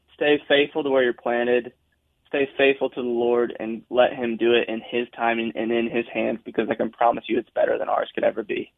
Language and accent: English; South Dakota, United States; now in Nashville, United States; I'm from South Dakota